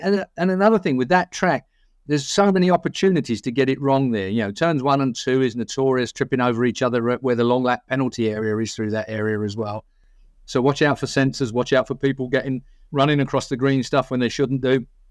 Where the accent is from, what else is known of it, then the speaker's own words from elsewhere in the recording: England, United Kingdom; we're English